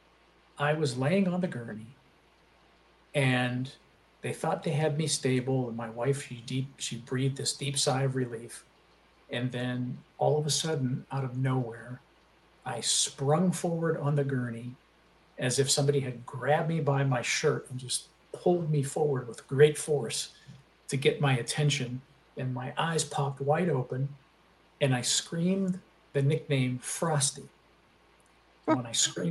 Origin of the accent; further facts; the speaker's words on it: Aliquippa, Pennsylvania, United States; now in Charlotte, United States; I was born and raised in a little steel town outside of Pittsburgh called Aliquippa, Pennsylvania